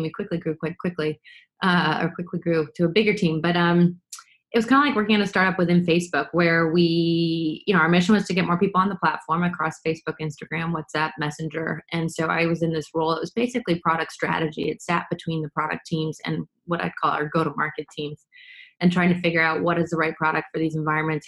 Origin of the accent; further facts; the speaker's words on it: New York City, New York, United States; now in Boston, United States; I grew up in New York City, uh, but both my parents are from Boston or the Boston area